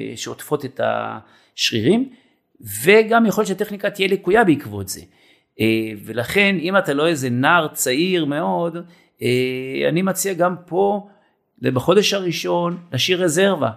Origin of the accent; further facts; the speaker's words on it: Israel; אני בן קיבוץ